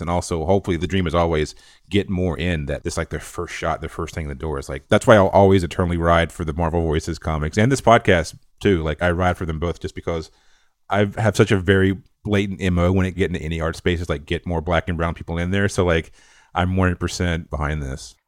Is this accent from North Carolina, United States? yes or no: yes; North Carolina, United States; I'm from North Carolina, a super small rural town. We didn't have cable growing up